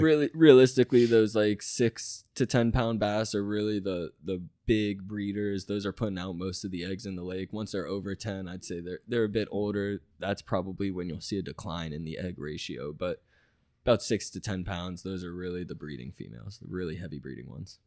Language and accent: English; Tampa, Florida, United States; I'm from Tampa Bay, you know, I, I grew up doing a bunch of wading, bunch of, you know, flats fishing in Tampa Bay